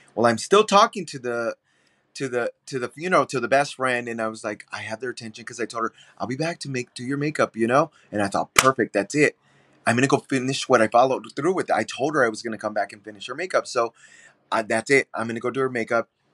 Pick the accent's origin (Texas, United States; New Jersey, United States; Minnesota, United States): Texas, United States; San Antonio; now in Chicago, United States; I'm born and raised in San Antonio, Texas. I moved to Chicago, though, but yeah, born and raised in San Antonio